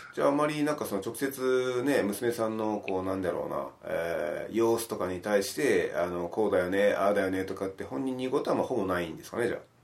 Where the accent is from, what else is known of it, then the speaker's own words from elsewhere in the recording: Miyazaki, Japan; moved away; 地元が宮崎で